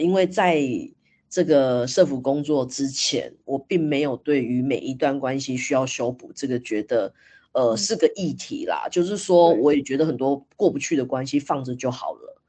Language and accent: Chinese; Taiwan; 反观我们台湾，我自己在印象中好像也没有特别被，被教育这一块欸